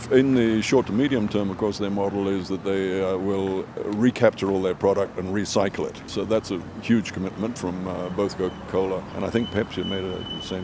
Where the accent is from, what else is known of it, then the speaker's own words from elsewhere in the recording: Fiji; I come from Fiji, where we, of course, live with the ocean every day.